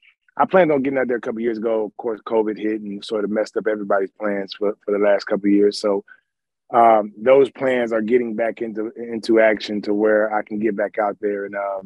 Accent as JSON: {"language": "English", "town": "Wiesbaden", "region": "Hesse", "country": "Germany", "tie": "born there", "said": "My older brother was born in Frankfurt. I was born in Wiesbaden."}